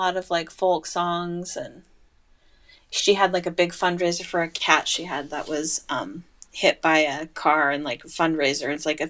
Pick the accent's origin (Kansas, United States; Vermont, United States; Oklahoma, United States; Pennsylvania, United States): Kansas, United States; Liberal; also born or lived in Colorado / Pittsburgh; now in California, United States; I got a guitar when I was 16 and growing up in Liberal, Kansas, but I didn't really play it. And then when I moved to Colorado